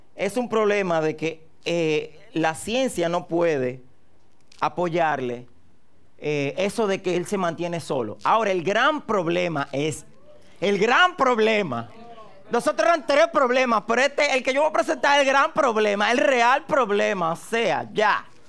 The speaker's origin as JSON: {"language": "Spanish", "country": "Dominican Republic", "said": "todo mi pueblo dominicano"}